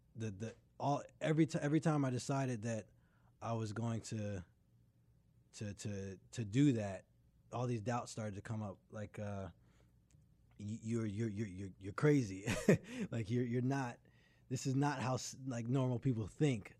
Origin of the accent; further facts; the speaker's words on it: Durham, North Carolina, United States; also born or lived in Greenville; I grew up in Durham until I went off to college